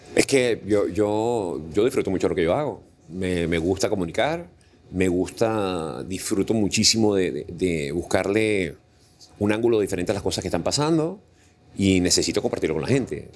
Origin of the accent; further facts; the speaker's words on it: Venezuela; moved away as an adult; now in Panama; sueño con el momento en que yo regrese a mi país